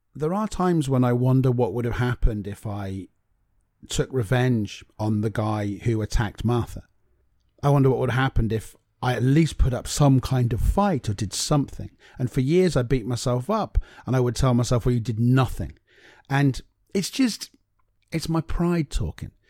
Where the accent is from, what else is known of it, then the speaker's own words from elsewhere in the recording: Cornwall, South West England, United Kingdom; I'm from Cornwall